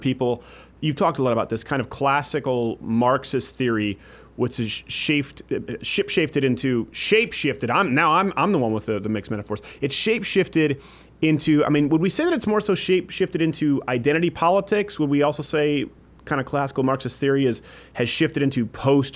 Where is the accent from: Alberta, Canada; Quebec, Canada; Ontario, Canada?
Quebec, Canada; moved away; I was raised in Quebec